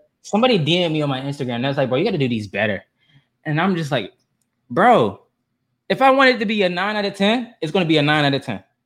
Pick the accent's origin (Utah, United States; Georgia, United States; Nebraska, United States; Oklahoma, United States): Georgia, United States; Atlanta; I'm from Atlanta. I'm a Southern boy